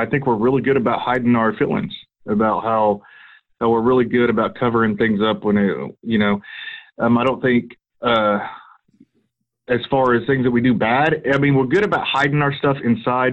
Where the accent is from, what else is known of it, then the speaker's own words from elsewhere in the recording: Pottawatomie County, Oklahoma, United States; also born or lived in Pushmataha County, Oklahoma; I moved back to my hometown and got out of it for a couple of years, but I always wanted to get back into it, and was fortunate enough to get with one of the lieutenants that works at the sheriff's office up here